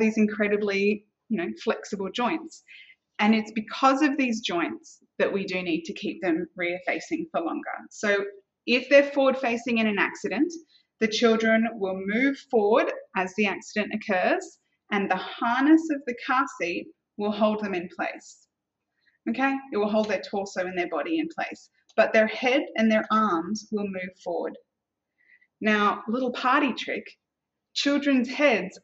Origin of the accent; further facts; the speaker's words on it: Australia; now in Singapore; And so I'm Australian. Coming from Australia